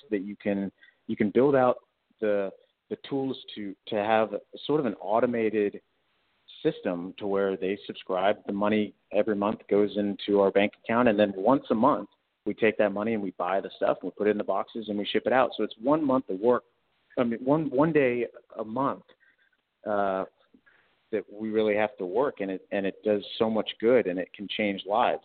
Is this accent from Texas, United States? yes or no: yes; Houston, Texas, United States; I was born and raised in Houston